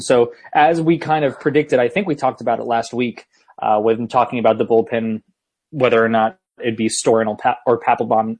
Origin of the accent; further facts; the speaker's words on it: Northeast, United States; moved away; I grew up in the Northeast where we have real pizza